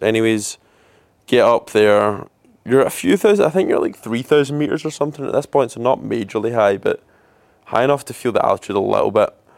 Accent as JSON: {"language": "English", "region": "Scotland", "country": "United Kingdom", "also_born_or_lived": "Glasgow", "moved": "as an adult", "lives_now": "Melbourne, Australia", "said": "I'm Scottish and I'm in Melbourne, Australia just now as well, so I've been away from home for around a year now"}